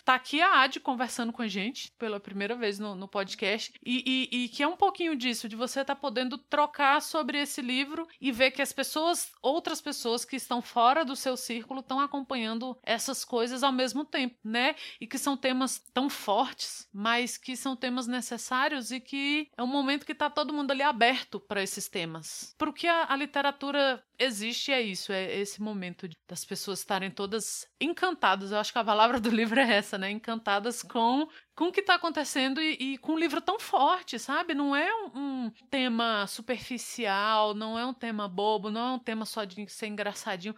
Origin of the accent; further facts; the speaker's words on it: Brazil; como brasileira